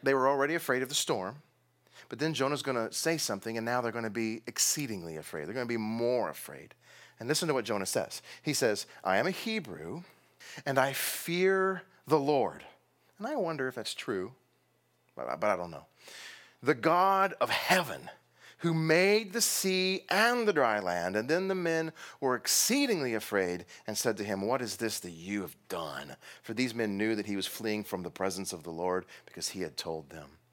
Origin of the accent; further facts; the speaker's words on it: Texas, United States; I'm from Texas